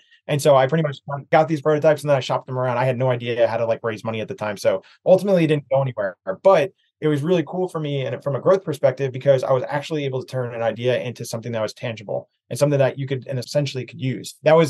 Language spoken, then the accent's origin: English; East Coast, United States; So kind of leading back to growing up on the East Coast